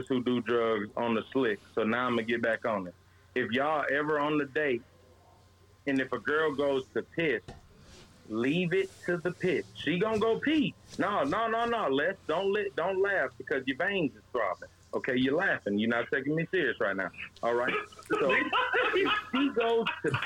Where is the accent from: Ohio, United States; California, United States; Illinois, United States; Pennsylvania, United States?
Illinois, United States; Chicago; I'm really from Chicago